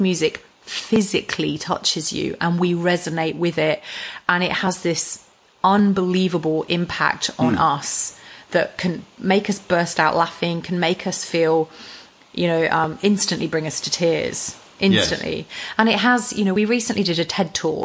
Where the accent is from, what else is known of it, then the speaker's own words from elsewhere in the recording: England, United Kingdom; we're both English.